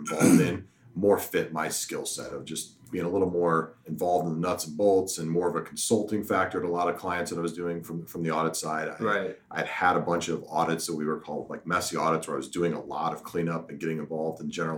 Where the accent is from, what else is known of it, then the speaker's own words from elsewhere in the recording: Omaha, Nebraska, United States; also born or lived in Kearney, Nebraska; I am from Omaha originally, graduated from Creighton Prep, went off to UNK